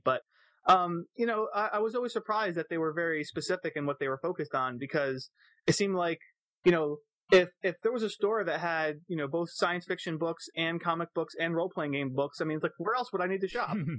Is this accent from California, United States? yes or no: no; Florida, United States; I grew up mostly in Florida